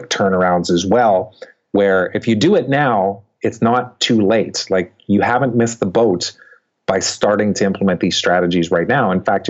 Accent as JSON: {"language": "English", "country": "Canada", "said": "I'm Canadian"}